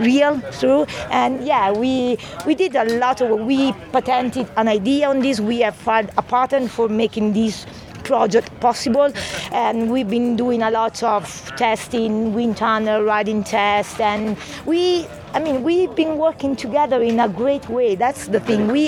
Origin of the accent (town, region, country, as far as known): Italy; English is a second language; moved away as an adult; now in Brighton, United Kingdom